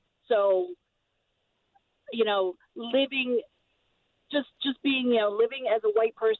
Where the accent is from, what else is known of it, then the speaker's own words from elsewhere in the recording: Illinois, United States; now in Newark, United States; I'm from Illinois originally